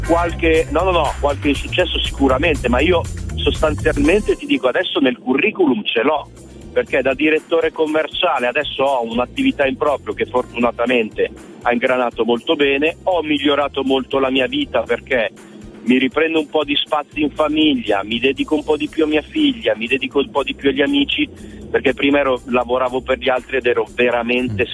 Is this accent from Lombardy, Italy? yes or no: yes; Milan, Lombardy, Italy; sono di Milano